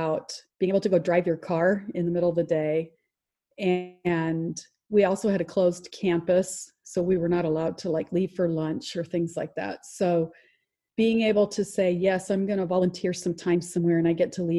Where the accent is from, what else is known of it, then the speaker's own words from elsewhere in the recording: Iowa City, Iowa, United States; I was born in Iowa City, Iowa